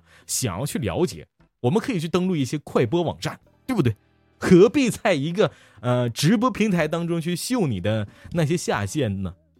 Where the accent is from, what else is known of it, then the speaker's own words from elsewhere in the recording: Liaoning, China; 也许我们辽宁人还有很多帅气的小伙子呢，